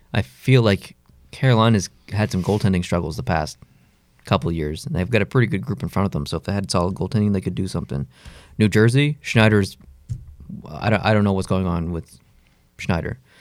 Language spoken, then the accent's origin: English; Canada; I'm really Canadian